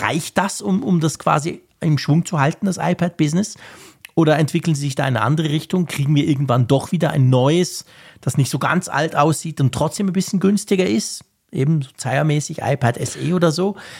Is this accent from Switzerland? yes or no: yes; Switzerland; Bei uns in der Schweiz